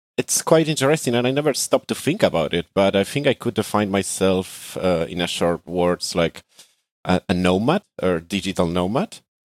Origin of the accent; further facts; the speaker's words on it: Argentina; moved away as an adult; now in Athens, Greece; I am from Argentina.